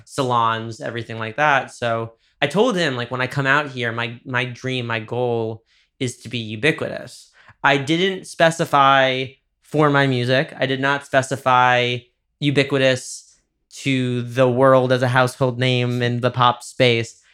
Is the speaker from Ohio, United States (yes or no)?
no; Dobbs Ferry, New York, United States; my hometown is Dobbs Ferry, which is, uh, the river towns in, uh, Westchester, New York